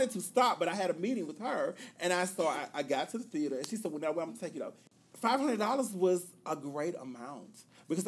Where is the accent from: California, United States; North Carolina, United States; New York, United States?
North Carolina, United States; Greensboro; my hometown newspaper, the Greensboro News and Record